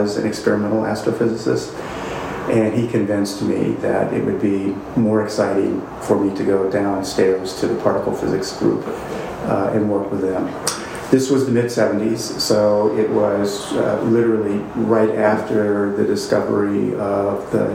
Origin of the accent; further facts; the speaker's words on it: East St. Louis, Illinois, United States; I grew up in East St. Louis, Illinois, which was a city that was sort of 99% African-American